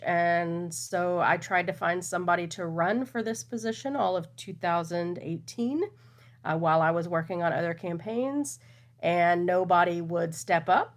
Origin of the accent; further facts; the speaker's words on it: Texas, United States; I am a Texan, I was born and raised here